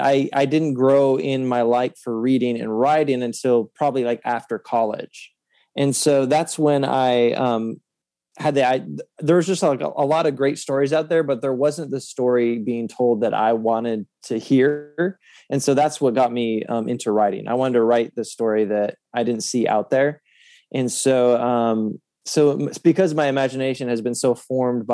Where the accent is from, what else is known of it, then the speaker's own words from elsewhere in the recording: Oregon, United States; also born or lived in California; I was born in California, raised in Oregon